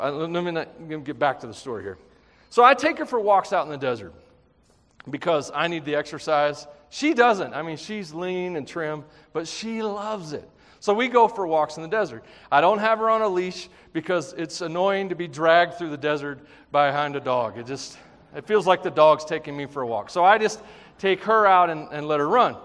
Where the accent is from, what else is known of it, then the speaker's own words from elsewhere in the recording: Tennessee, United States; I'm from Tennessee.